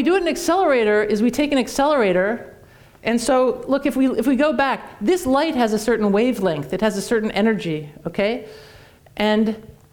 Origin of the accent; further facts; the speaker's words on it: Canada; now in United States; I'm Canadian